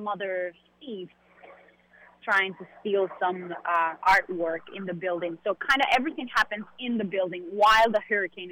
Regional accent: Peru

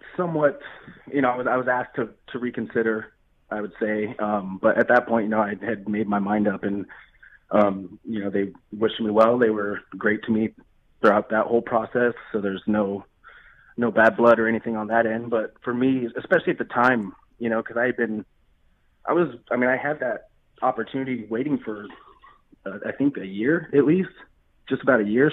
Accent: Nevada, United States; I'm from I mean I'm from Nevada. You know, I'm from I'm from the middle of nowhere, uh, real small town

